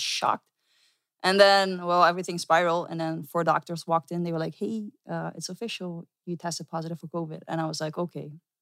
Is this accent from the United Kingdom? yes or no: no; Netherlands; I'm from the Netherlands.